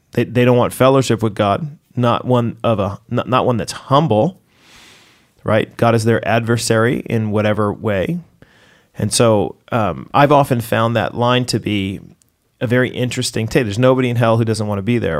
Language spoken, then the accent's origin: English; United States; moved away as an adult; as an American